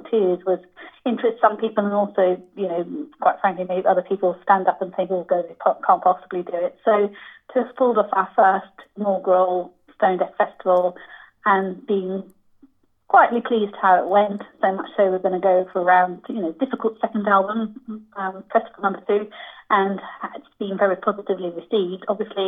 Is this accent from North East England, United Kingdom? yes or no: yes; Newcastle, North East England, United Kingdom; Originally, yes, I'm from Newcastle, but you really can't tell.